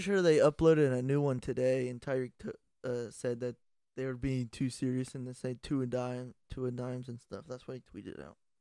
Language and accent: English; Ohio, United States; we're from Ohio